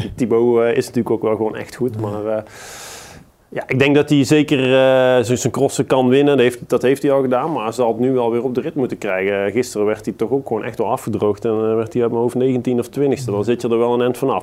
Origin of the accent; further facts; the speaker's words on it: Netherlands; we als Nederlanders